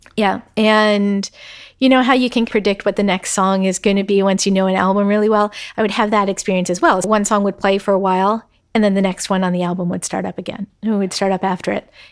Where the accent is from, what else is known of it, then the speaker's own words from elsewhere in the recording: outside of Philadelphia, Pennsylvania, United States; moved away as an adult; I grew up outside of Philadelphia, and my goal when I was applying to college was not to go to college in Pennsylvania